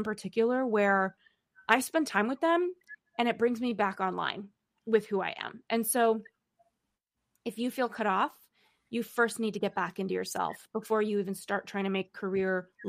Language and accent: English; Los Angeles, California, United States; now in New York City, United States; I grew up in Los Angeles and now I live in New York City.